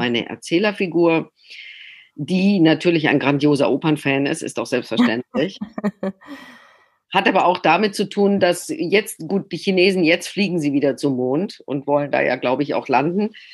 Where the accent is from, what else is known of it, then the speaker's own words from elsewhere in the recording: Freiburg, Baden-Württemberg, Germany; accent: Badisch; first language Badisch; moved away; also born or lived in Hamburg; aus Freiburg kommend spreche ich ja gebürtig Badisch